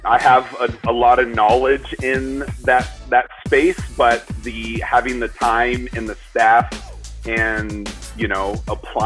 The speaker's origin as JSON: {"language": "English", "region": "Arizona", "country": "United States", "tie": "born or raised there", "said": "we're from Arizona, and we grew up nothing but Mexican food"}